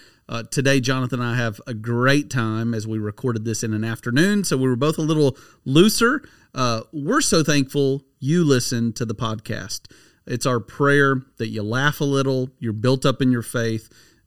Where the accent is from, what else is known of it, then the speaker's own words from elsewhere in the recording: Tennessee, United States; also born or lived in New York City; they didn't really know as much that I was originally from Tennessee, but they knew that I had been in New York City.